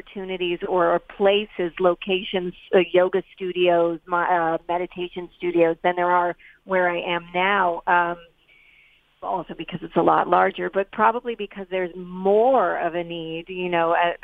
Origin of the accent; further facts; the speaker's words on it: New York City, New York, United States; also born or lived in East Hampton, New York; I grew up in New York City